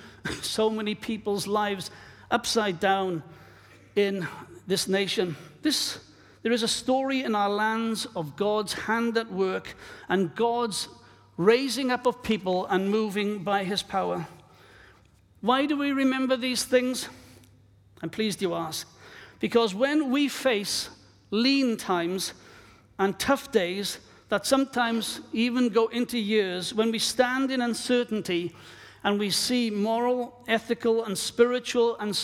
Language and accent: English; Wales, United Kingdom; moved away; my own country of Wales, my home country